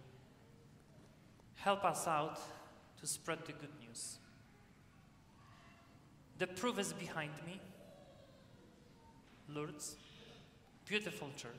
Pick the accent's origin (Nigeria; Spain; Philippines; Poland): Poland; now in United States